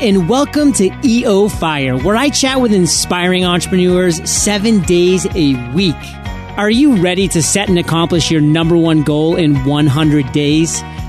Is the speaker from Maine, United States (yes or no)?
yes; Maine, United States; I'm born and raised in Maine, and actually all my family's still up in Maine.